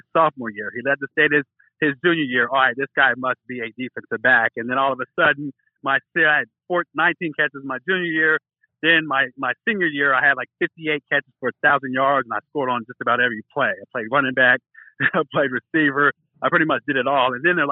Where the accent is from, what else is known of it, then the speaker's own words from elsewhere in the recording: Norman, Oklahoma, United States; I grew up here in Norman, where the University of Oklahoma is